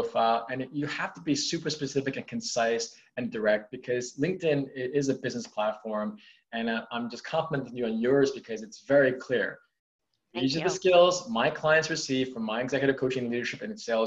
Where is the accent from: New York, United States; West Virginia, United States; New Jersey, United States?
New York, United States; I'm a New Yorker